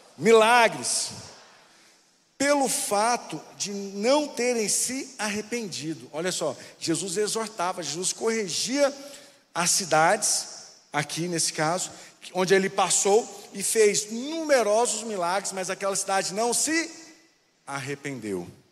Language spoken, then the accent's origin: Portuguese; Anápolis, Goiás, Brazil; now in Brasília, Brazil; Eu vim de Anápolis, só que hoje Anápolis é uma cidade grande. É, cresceu bastante, mas na minha época ela era petitinha.